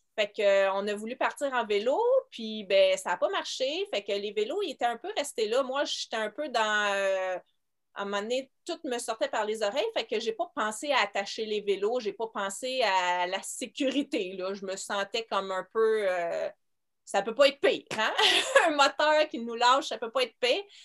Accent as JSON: {"language": "French", "town": "Montreal", "region": "Quebec", "country": "Canada", "said": "je viens de Montréal"}